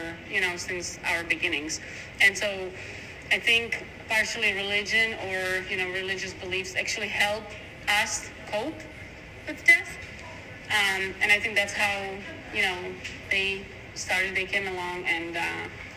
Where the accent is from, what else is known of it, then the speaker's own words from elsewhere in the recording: Slovakia; moved away; also born or lived in Czech Republic; I was born in Czech Republic because my parents were, my father was stationed there, but I'm actually Slovak